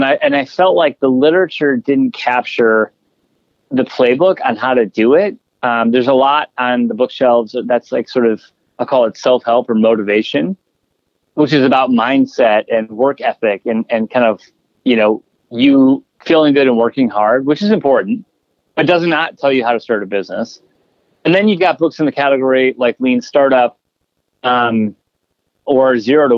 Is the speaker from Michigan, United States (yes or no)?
no; Chicago, Illinois, United States; Chicago's my hometown, and I love the city